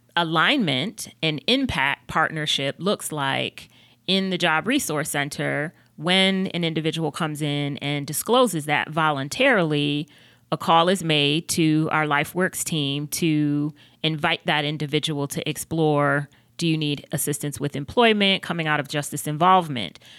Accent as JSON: {"language": "English", "town": "Buffalo", "region": "New York", "country": "United States", "also_born_or_lived": "North Carolina", "moved": "as an adult", "lives_now": "Charlotte, United States", "said": "I am originally from Buffalo, New York"}